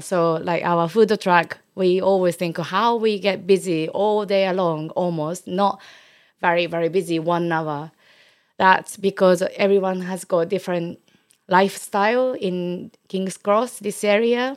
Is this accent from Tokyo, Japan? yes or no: no; Osaka, Japan; English is a second language; moved away as an adult; now in London, United Kingdom; I brought up in Osaka